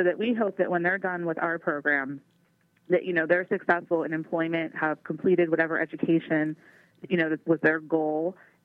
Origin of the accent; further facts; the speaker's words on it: Pittsburgh, Pennsylvania, United States; also born or lived in Meadville, Pennsylvania / Crawford County, Pennsylvania / Erie County, Pennsylvania; I grew up in Dormont in Pittsburgh